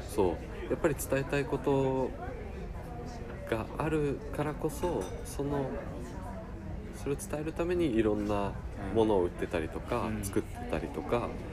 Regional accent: Matsumoto, Nagano, Japan; 僕の地元が長野県の松本

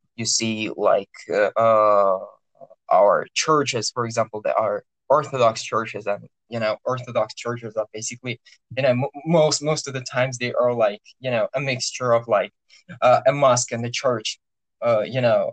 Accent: Orenburg, Orenburg Oblast, Russia; orenburg that's my hometown

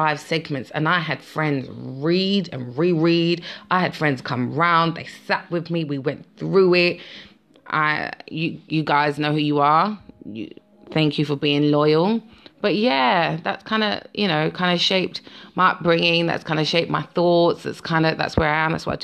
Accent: London, United Kingdom; I'm a Londoner

